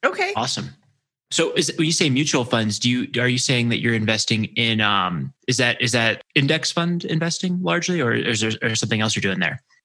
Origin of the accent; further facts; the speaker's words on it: Maryland, United States; I grew up in Maryland near the Naval Academy